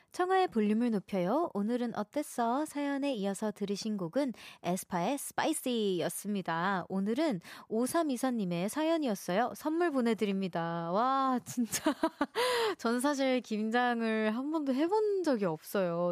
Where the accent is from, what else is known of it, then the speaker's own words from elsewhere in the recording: Seoul, South Korea; also born or lived in Daejeon; 저는 서울에서 태어났습니다